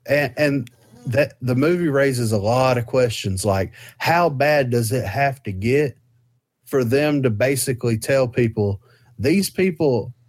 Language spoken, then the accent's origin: English; the South, United States; we're from the South.